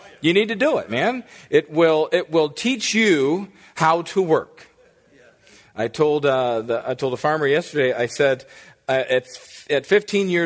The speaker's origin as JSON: {"language": "English", "town": "Lupton", "region": "Michigan", "country": "United States", "tie": "born or raised there", "moved": "yes", "said": "I was raised in Lupton, Michigan"}